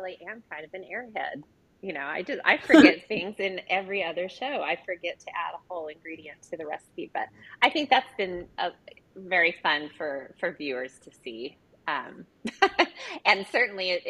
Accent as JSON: {"language": "English", "region": "Oklahoma", "country": "United States", "tie": "born or raised there", "also_born_or_lived": "Los Angeles", "said": "I grew up in Oklahoma"}